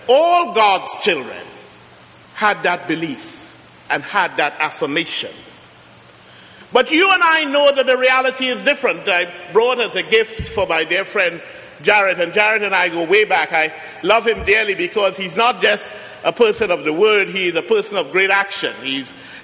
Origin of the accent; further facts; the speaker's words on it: Trinidad & Tobago; also born or lived in Brooklyn, New York; now in Trenton, United States; I'm from Trinidad